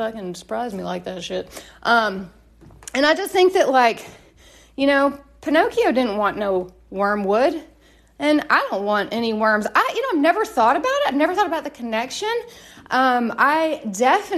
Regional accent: Tennessee, United States; I am from Tennessee

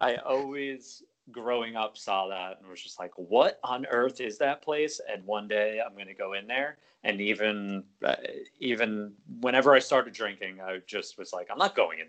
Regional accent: New York, United States; as a New Yorker or Long Islander

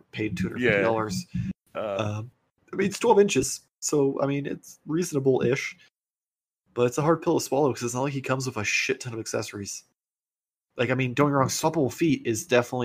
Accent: United States; as an American

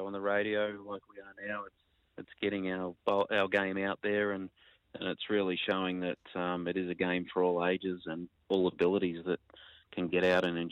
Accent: Ballarat, Victoria, Australia; now in Queensland, Australia; I grew up in Ballarat in Victoria playing with my mum and dad.

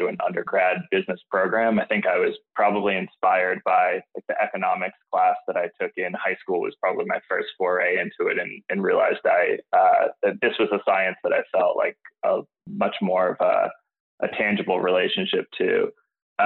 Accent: East Coast, United States; moved away as an adult; now in Bay Area, United States; I grew up on the East Coast, but made my way out to the West Coast about 7 years ago.

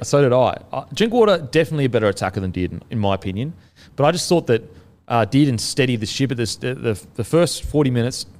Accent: Queensland, Australia; being a Queenslander myself. Um, you know, I, I, being a Queenslander growing up there, I have a connection to it

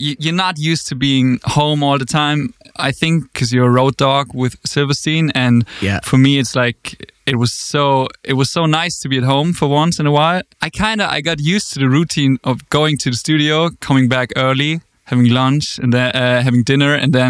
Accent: Austria; also born or lived in Germany; I grew up in a really, really small village. I was born in Germany, but then I moved to Austria when I was about 10.

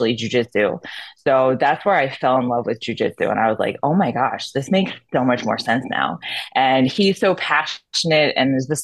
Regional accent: Philadelphia, Pennsylvania, United States; accent: Philly; also born or lived in New Jersey; I'm from Philadelphia. Well, New Jersey and then Philadelphia. Little accent on Philly

